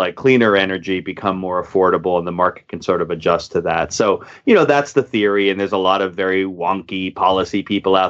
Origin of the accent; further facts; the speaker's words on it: upstate New York, United States; we live with my mom and we move further in upstate New York.